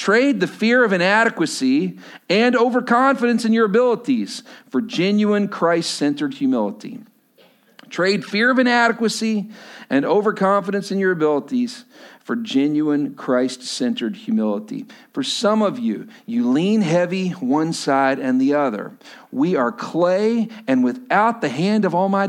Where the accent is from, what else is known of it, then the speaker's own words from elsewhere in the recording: Lubbock, Texas, United States; moved away as an adult; now in Washington, United States; Lubbock, Texas originally, but now we live here in Washington